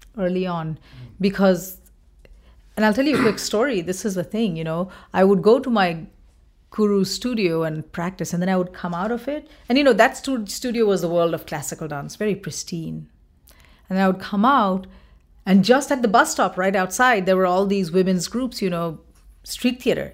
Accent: West Bengal, India; moved away as an adult; now in Minnesota, United States; I'm from Bengal

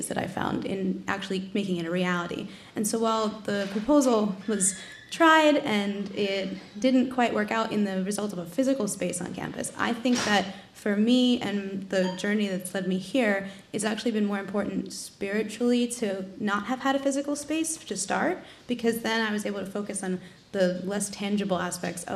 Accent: New York, United States; also born or lived in Panama / Mexico City; I came back to my hometown of New York

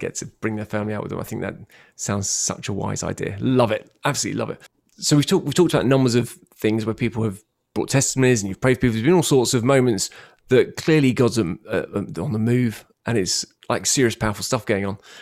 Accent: London, United Kingdom; moved away as an adult; now in Bournemouth, United Kingdom; i was born in London, so I'm a Londoner

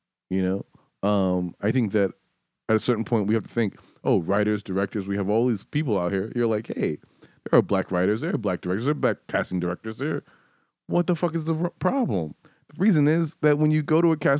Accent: New York City, New York, United States; also born or lived in Detroit; I'm from Harlem

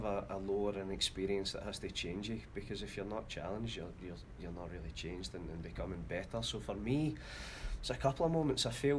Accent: Scotland, United Kingdom; moved away as an adult; now in United States; originally from Scotland. Been in the States 10 years.

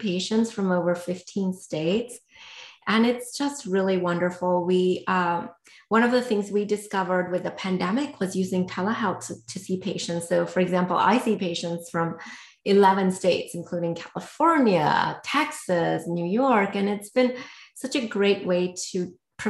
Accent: India; I grew up in India

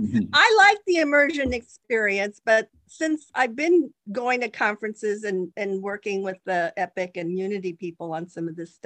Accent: Silicon Valley, California, United States; I grew up here in Silicon Valley. You know, I've been here since the 70s.

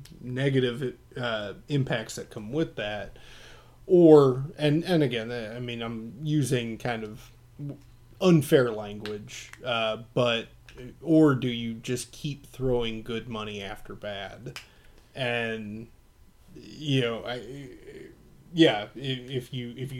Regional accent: United States; I'm an American, and Americentricism is one of our defining qualities.

